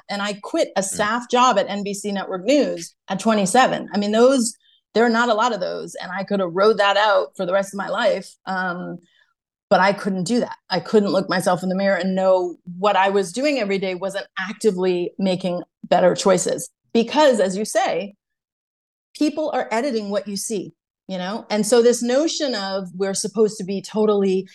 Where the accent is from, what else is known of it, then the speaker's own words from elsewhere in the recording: Brookline, Massachusetts, United States; I'm from Brookline, Massachusetts